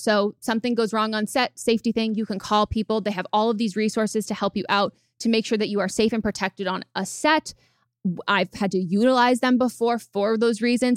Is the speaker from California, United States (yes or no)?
yes; California, United States; growing up in California